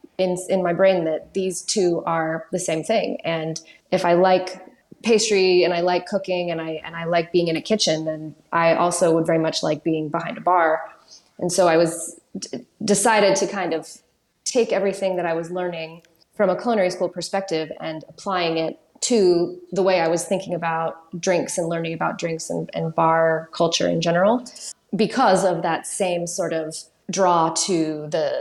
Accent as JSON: {"language": "English", "region": "New Mexico", "country": "United States", "also_born_or_lived": "New York", "moved": "as an adult", "lives_now": "London, United Kingdom", "said": "I'm from New Mexico originally, in the southwest of the U.S., and went to New York when I was 23"}